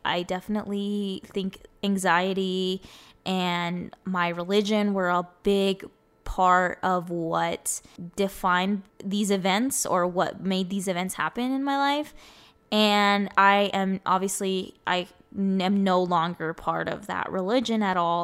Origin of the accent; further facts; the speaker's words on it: Arizona, United States; first language Spanish; English is a second language; I was born and raised in here in Arizona. I literally have grown up here my whole life